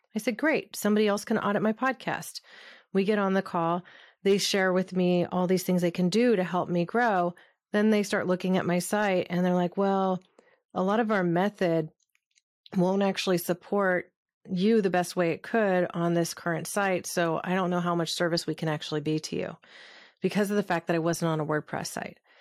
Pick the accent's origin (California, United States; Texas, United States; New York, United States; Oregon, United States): Oregon, United States; Southern; was a little hippie kid growing up in Southern Oregon